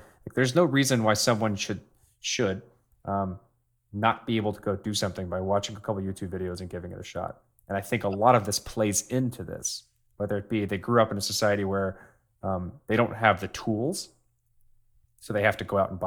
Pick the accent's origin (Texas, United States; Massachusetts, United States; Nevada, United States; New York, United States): Texas, United States; now in Maryland, United States; growing up in Texas